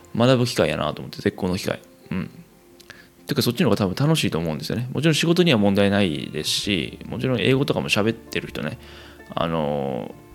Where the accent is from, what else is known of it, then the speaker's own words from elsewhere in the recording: Kansai, Japan; moved away as an adult; 生まれも育ちも関西という生粋の関西人私